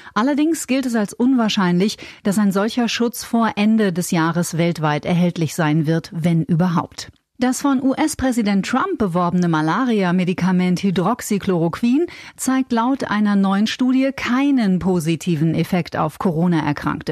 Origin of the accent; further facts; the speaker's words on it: Bavaria, Germany; bei uns in Bayern